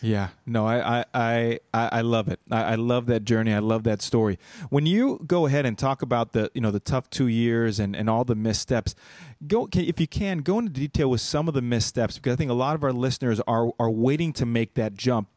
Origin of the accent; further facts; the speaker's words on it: Los Angeles, California, United States; moved away as an adult; now in North Carolina, United States; I'm in North Carolina, but, and I'm from Los Angeles